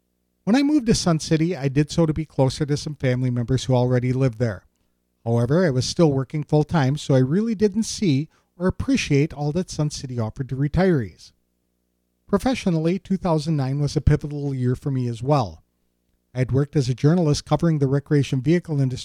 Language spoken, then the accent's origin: English; Madison, Wisconsin, United States; also born or lived in Oshkosh, Wisconsin; I'm a Wisconsin native who was born in 1960